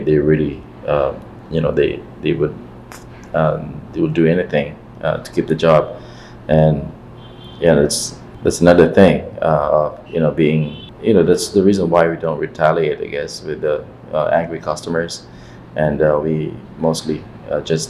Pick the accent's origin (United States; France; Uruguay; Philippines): Philippines; me as a Filipino